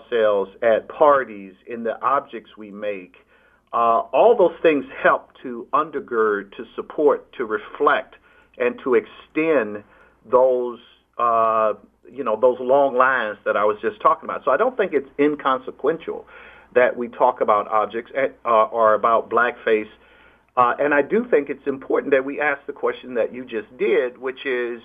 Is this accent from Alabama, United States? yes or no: yes; Alabama, United States; when I was growing up in Alabama under George Wallace